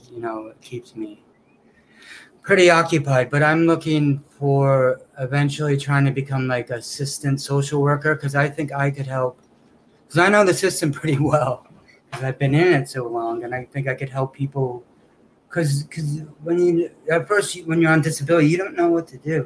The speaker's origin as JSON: {"language": "English", "town": "Portland", "region": "Oregon", "country": "United States", "moved": "as an adult", "lives_now": "New York, United States", "said": "I'm from Portland, Oregon"}